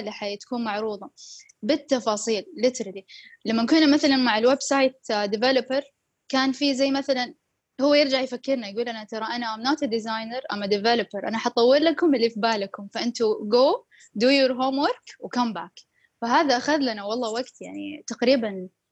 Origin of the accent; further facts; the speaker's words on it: Saudi Arabia; عندنا بالسعودية